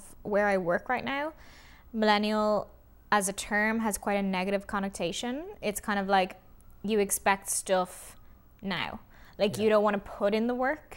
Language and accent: English; Ireland; for a lot of us in Ireland, for instance, like, we grew up in the Celtic Tiger